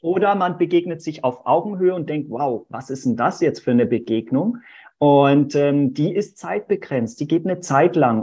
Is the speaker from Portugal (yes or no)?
yes; Portugal; now in Germany; ich bin ja gar nicht gebürtig aus Deutschland, sondern in Portugal tatsächlich geboren.